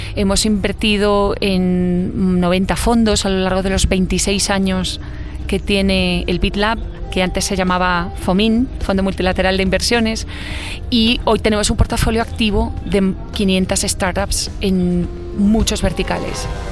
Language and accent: Spanish; Spain; accent: Spanish; also born or lived in Belgium / Poland / Italy / United States; now in Washington, United States; nací en España, soy mitad holandesa. Eh, pasé mis primeros años en España